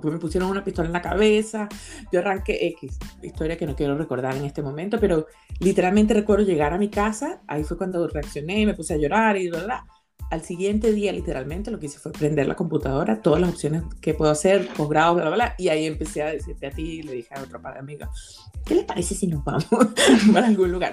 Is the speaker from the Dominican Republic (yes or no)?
no; Venezuela; moved away as an adult; now in Australia; yo tenía planeado salir de Venezuela